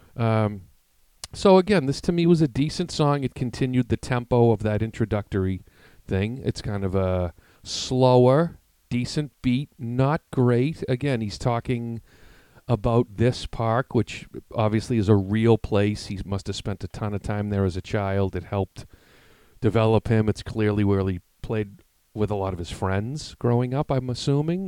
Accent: Massachusetts, United States; We're from Massachusetts.

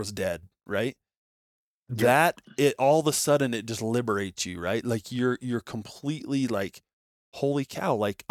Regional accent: Nevada, United States; I grew up in Nevada

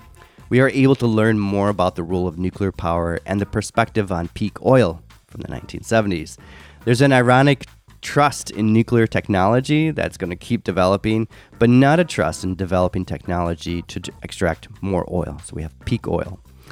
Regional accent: United States; I'm from America, but still.

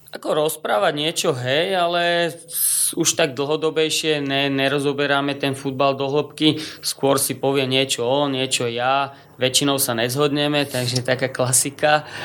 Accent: Trnava, Trnava Region, Slovakia; tým, že som Trnavčan, vedel som čo by sme mohli v tej Trnave zmeniť

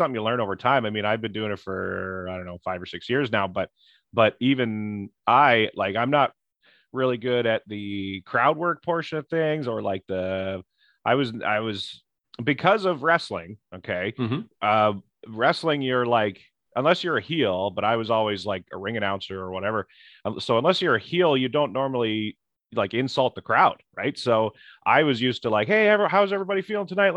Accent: Goderich, Ontario, Canada; My hometown Goderich is

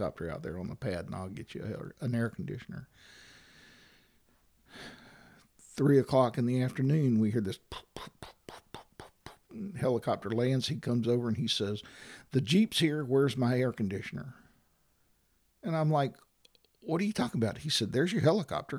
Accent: Valparaiso, Florida, United States; also born or lived in DeFuniak Springs, Florida; I grew up in Valparaiso, went to Niceville schools

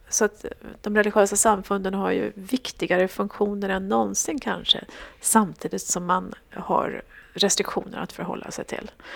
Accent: Sweden; also born or lived in Jerusalem; Som svensk

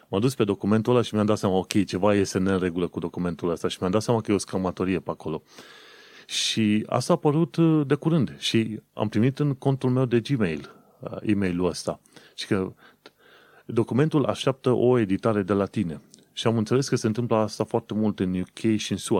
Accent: Romania; moved away as an adult; also born or lived in United Kingdom; când am plecat în 2015 din România

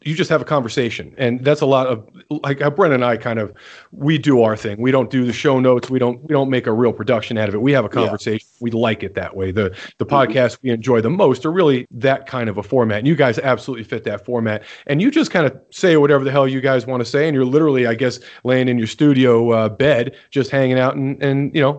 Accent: Jersey Shore, New Jersey, United States; moved away as an adult; also born or lived in Atlanta / Texas; now in Montana, United States; I grew up on the Jersey Shore

